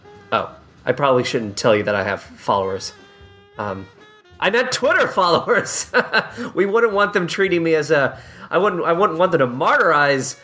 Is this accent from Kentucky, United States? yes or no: yes; Owensboro, Kentucky, United States; I was born in Owensboro, Kentucky